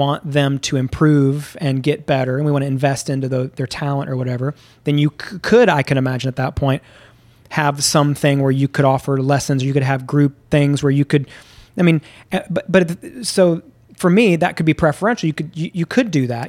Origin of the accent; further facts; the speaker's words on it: Memphis, Tennessee, United States; moved away; also born or lived in Houston, Texas; I grew up in the South. I grew up in, uh, Memphis and then in Houston